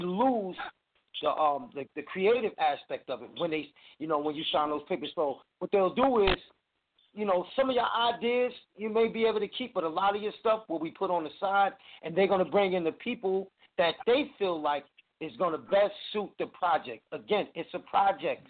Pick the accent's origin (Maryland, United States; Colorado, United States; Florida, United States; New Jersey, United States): New Jersey, United States; now in North Carolina, United States; I was born and raised up in New Jersey